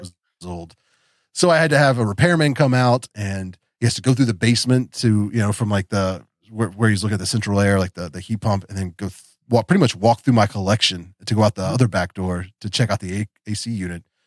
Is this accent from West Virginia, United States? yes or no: yes; West Virginia, United States; also born or lived in Florida; I grew up here in West Virginia